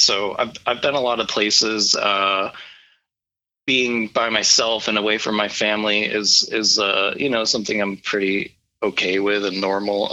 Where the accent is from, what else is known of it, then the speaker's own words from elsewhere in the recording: Warsaw, New York, United States; now in Alaska, United States; I grew up in Western New York. Um, I grew up in a little town called Warsaw. It's in between Buffalo and Rochester.